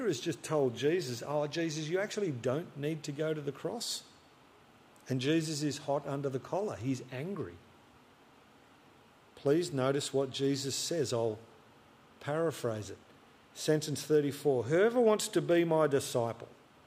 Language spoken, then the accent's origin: English; Albury, New South Wales, Australia; I grew up outside Albury on the border of New South Wales and Vic